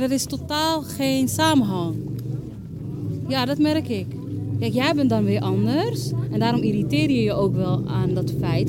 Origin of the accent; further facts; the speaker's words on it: Amsterdam, North Holland, Netherlands; ik ben zelf geboren in Amsterdam-Oost